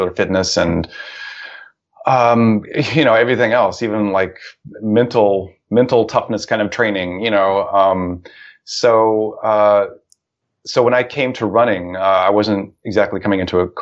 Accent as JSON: {"language": "English", "region": "Ohio", "country": "United States", "tie": "born or raised there", "said": "the town where I grew up in Ohio"}